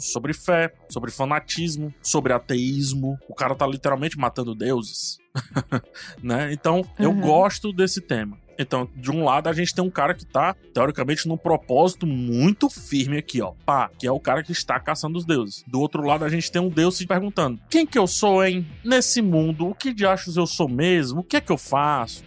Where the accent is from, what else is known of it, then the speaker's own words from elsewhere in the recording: Ceará, Brazil; eu sou cearense